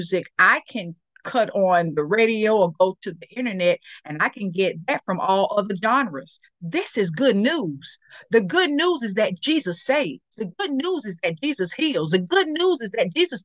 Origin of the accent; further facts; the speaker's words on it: Kinston, North Carolina, United States; also born or lived in Stamford, Connecticut; in Kinston, my hometown, at Lenoir Community College